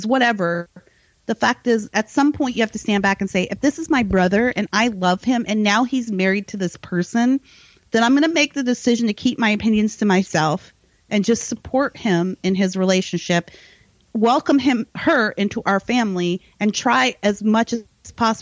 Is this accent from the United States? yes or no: yes; United States; we're American